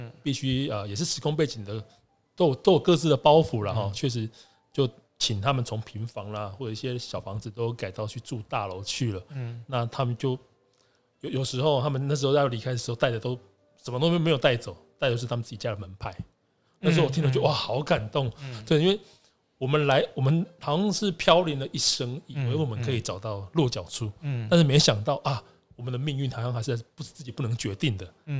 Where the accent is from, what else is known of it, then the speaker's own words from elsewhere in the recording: Taiwan; 像即使我自己是我们这种闽南人嘛，我们的祖先是从可能河南那边过来的，因为姓陈嘛，所以我们堂号是颍川堂